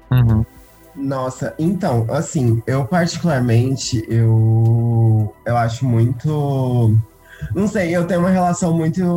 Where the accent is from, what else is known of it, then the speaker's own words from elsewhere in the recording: Primavera do Leste, Mato Grosso, Brazil; eu sou de Primavera do Leste, no Mato Grosso, eu sou de uma cidade do interior do Mato Grosso